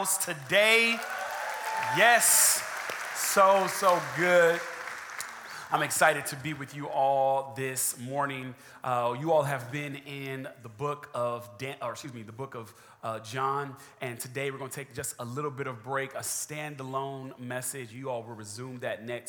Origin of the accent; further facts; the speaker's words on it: California, United States; also born or lived in Atlanta, Georgia; now in San Antonio, United States; Originally from California, born, raised there, moved to Atlanta, Georgia, was there for 6 years, and then now I reside in the great state of Texas